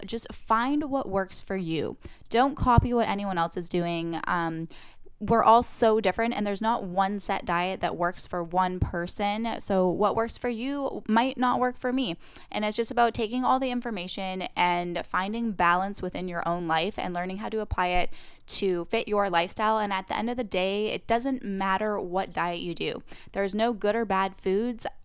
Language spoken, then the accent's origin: English; Vancouver Island, British Columbia, Canada; moved away as an adult; now in Los Angeles, United States; I am originally from Vancouver Island, British Columbia, Canada